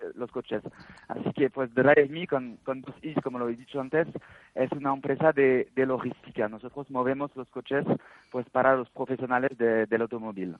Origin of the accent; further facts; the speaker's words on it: France; accent: French; Spanish is a second language; moved away as an adult; now in Spain; Yo soy francés, se nota, se nota con el acento pienso.